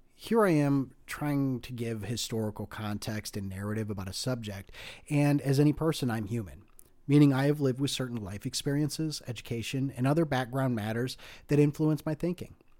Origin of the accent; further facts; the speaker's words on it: United States; as an American of Greek descent